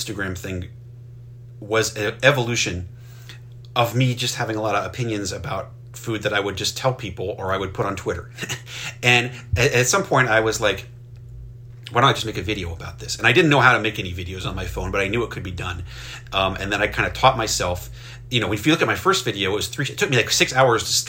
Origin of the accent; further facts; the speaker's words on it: rural northwestern Maryland, United States; when I grew up in Maryland, I grew up in rural Maryland, in northwestern Maryland.